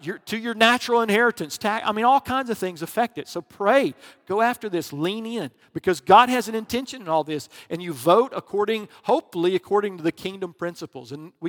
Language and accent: English; the South, United States; Because I grew up in the South.